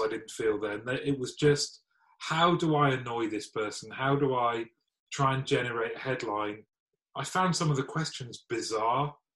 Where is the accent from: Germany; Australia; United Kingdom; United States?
United Kingdom; as British people